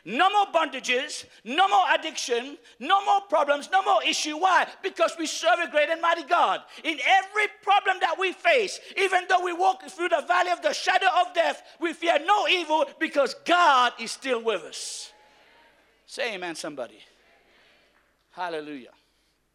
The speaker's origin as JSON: {"language": "English", "country": "Mauritius", "said": "I am from Mauritius"}